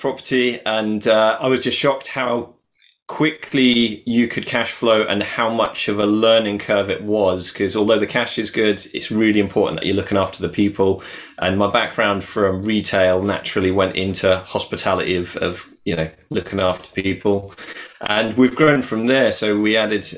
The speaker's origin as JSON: {"language": "English", "town": "Norwich", "region": "East of England", "country": "United Kingdom", "said": "I am from Norwich in the UK."}